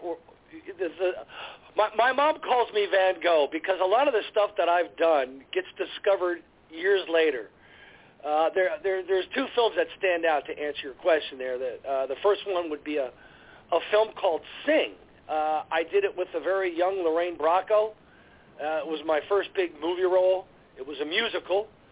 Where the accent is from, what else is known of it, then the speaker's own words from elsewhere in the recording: New Jersey, United States; I grew up in New Jersey